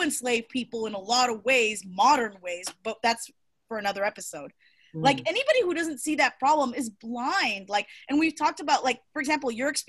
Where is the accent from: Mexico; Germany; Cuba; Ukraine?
Cuba; now in United States; I was born in Cuba